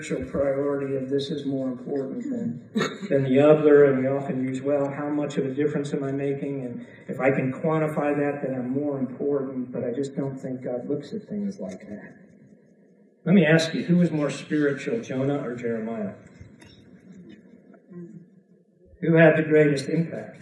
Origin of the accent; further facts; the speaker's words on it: Chicago, Illinois, United States; I'm from Chicago